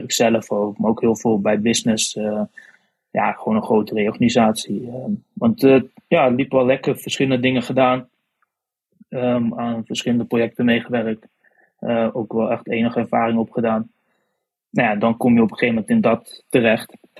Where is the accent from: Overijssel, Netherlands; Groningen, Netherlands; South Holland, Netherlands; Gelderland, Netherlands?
Gelderland, Netherlands; Otterlo; moved away as an adult; now in Arnhem, Netherlands; Ik kwam zelf uit Otterlo. Momenteel woon ah ik wel in Arnhem dan